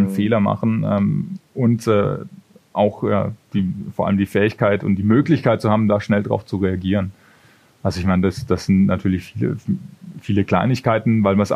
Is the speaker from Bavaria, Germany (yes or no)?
yes; Bavaria, Germany; da hatten wir Konzerte bei uns in der Heimat, das ist aus der Gegend Würzburg, wo ich herkomme.